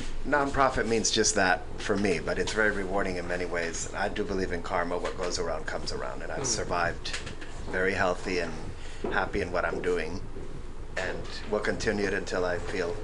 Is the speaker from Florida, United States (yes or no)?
yes; Miami, Florida, United States; also born or lived in Cuba; now in San Francisco, United States; No, I'm from Miami. I'm Cuban.